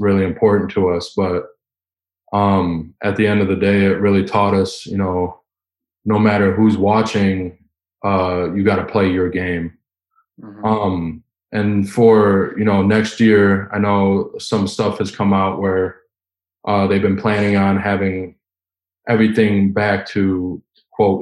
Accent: Wisconsin, United States; growing up in Wisconsin

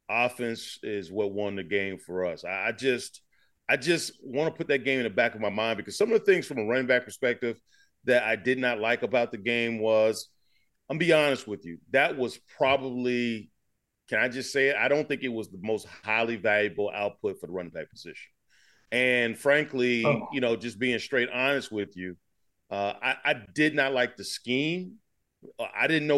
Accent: Alabama, United States; moved away as an adult; also born or lived in Michigan; I'm right here in Alabama, born and raised. I came from Alabama. To Michigan

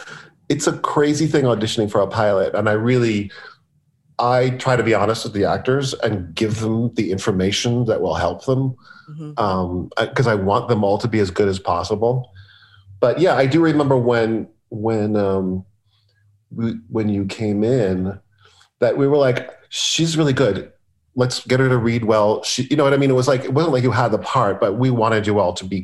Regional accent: Los Angeles, California, United States; In LA.

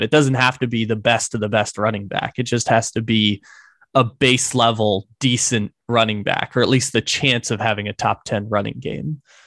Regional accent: San Diego, California, United States; from my hometown of San Diego in the six one nine

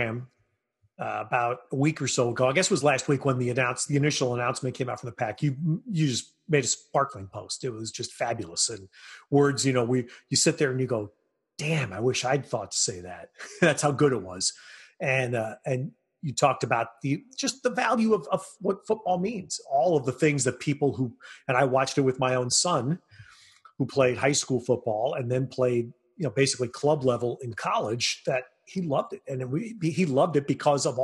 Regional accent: New York, United States; I'm a New Yorker

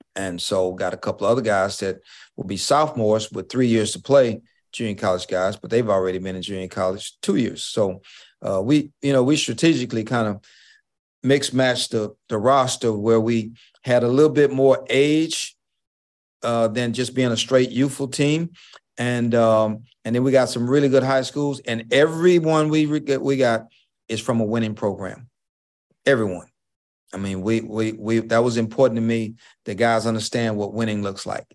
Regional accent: Houston, Texas, United States; I was the first African-American head coach of any head sport at University of Houston. at, in, in nineteen ninety-three, the first African-American head coach of any sport. And, uh, that's my hometown

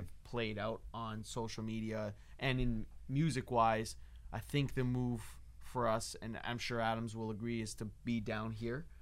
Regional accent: Toronto, Ontario, Canada; now in Los Angeles, United States

